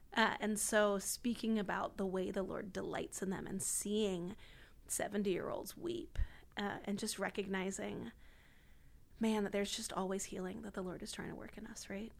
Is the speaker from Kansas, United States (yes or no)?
no; D.C., District of Columbia, United States; moved away as an adult; grew up outside D C